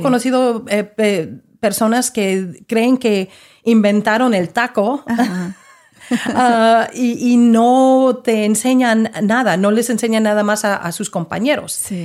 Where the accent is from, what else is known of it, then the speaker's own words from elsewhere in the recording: Mexico; now in Dallas, United States; nosotros como, como mexicanos